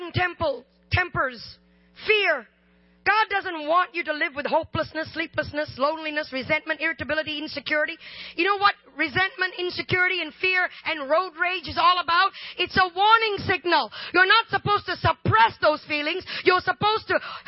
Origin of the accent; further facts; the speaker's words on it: Malaysia; also born or lived in India (ancestry); now in United States; I am Indian, but I grew up in Malaysia